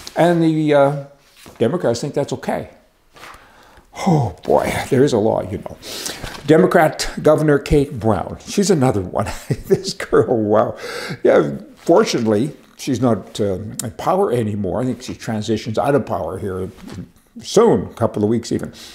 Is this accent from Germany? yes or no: no; Canada; now in United States; I'm a Canadian. I worked really hard to get my resident status in the U.S.